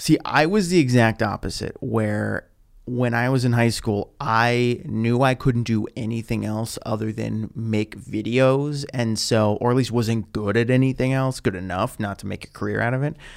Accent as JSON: {"language": "English", "town": "Pittsburgh", "region": "Pennsylvania", "country": "United States", "tie": "born or raised there", "moved": "as an adult", "lives_now": "Los Angeles, United States", "said": "I was still living in my hometown of Pittsburgh after college"}